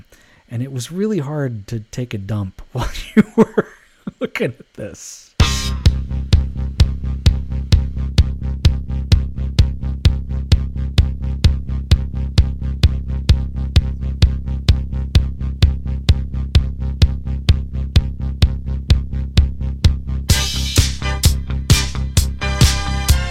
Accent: Alameda, California, United States; the town I grew up in Alameda, California

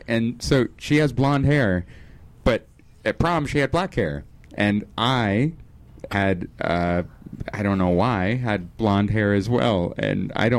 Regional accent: Kansas, United States; I'm from Kansas.

